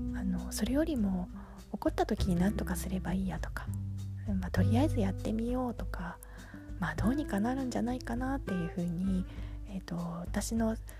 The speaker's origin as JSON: {"language": "Japanese", "region": "Tokyo", "country": "Japan", "tie": "born or raised there", "moved": "yes", "lives_now": "Yokohama, Japan", "said": "東京で生まれて 3姉妹の次女で育ちました"}